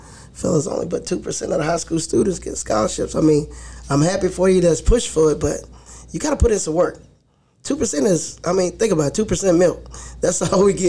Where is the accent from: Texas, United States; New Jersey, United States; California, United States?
Texas, United States; Marshall; I'm an East Texas boy, born and raised in Marshall, Texas.